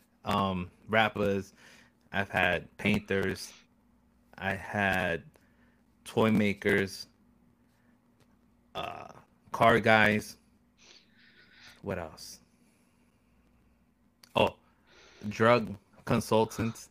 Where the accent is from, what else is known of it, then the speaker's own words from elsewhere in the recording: New York, United States; I was born and raised in New York